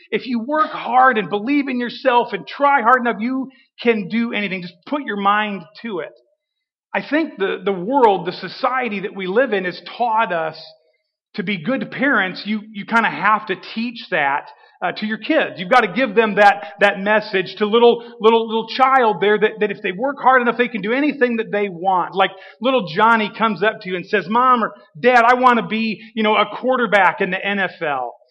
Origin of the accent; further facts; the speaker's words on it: Washington, United States; moved away; I grew up here in Washington, graduated from Washington high school.